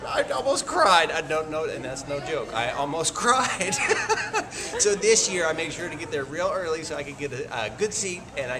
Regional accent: Houston, Texas, United States; I'm from Houston, Texas.

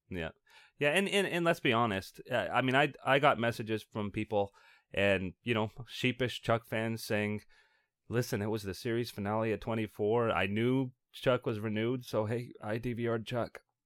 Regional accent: Canada; we Canadians

